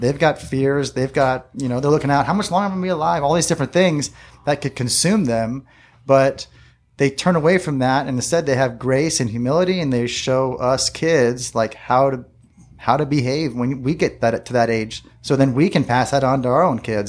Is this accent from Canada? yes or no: no; La Mesa, California, United States; I was born here in La Mesa, uh, Kaiser Hospital, and my dad had a store right here on Fletcher Parkway